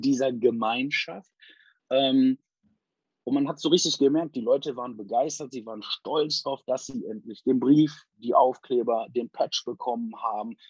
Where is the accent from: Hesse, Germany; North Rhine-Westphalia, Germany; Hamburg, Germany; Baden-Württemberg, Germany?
North Rhine-Westphalia, Germany; Essen; moved away as an adult; now in Wilhelmshaven, Germany; In Essen, ich bin in Essen groß geworden